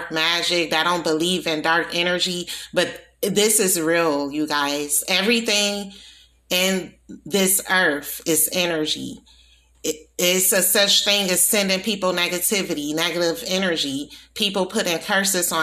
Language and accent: English; Milwaukee, Wisconsin, United States; also born or lived in New Orleans, Louisiana; I was born in New Orleans. I was raised in Milwaukee, Wisconsin